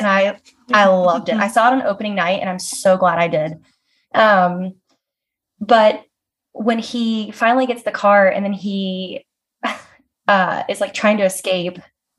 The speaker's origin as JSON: {"language": "English", "region": "the South", "country": "United States", "said": "I'm from the South"}